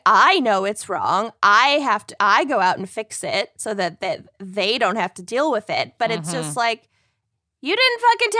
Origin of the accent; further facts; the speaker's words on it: Kenya; So I was like, I'm Kenyan.